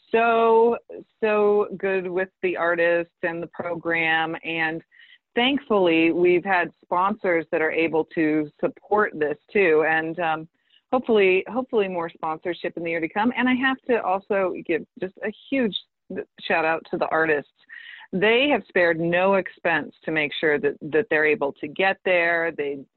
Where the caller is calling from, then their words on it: Hawaii, United States; I'm calling in from Hawaii.